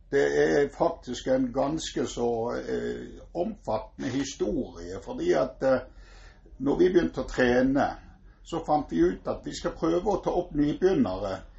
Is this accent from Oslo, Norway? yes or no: no; Egersund, Rogaland, Norway; now in Bergen, Norway; jeg kommer fra Egersund opprinnelig